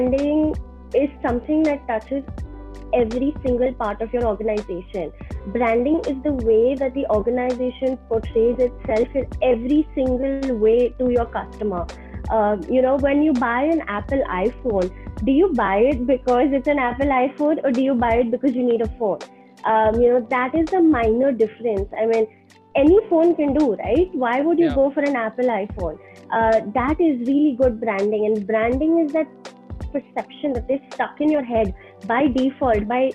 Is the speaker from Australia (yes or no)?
no; Dubai, United Arab Emirates; moved away as an adult; also born or lived in Boston; I was born and brought up in Dubai, okay. Studied in Boston